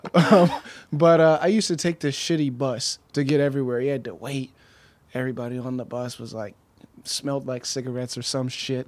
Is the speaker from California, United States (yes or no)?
yes; Pasadena, California, United States; I'm from Pasadena